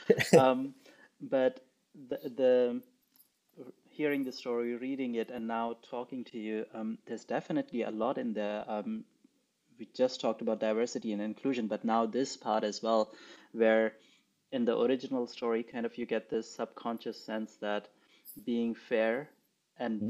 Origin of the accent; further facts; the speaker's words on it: Pakistan; moved away; I grew up in Pakistan. I did not grow up with these fairy tales.